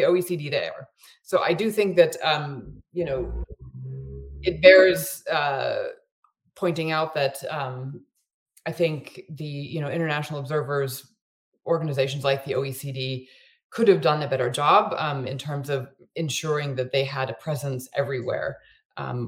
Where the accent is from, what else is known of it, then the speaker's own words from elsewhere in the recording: United States; now in Ukraine; as an American